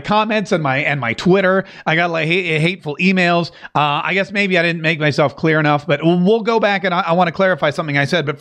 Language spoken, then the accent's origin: English; North Carolina, United States; Growing up in the South, I grew up in North Carolina